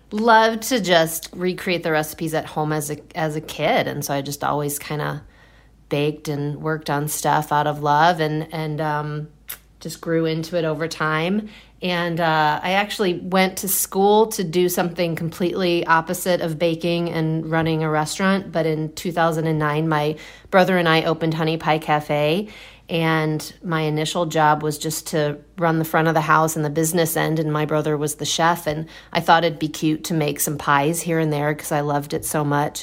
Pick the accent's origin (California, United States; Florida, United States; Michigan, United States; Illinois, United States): Illinois, United States; outside of Chicago; moved away as an adult; now in Milwaukee, United States; I grew up outside of Chicago, and I, I came up to Milwaukee with my brother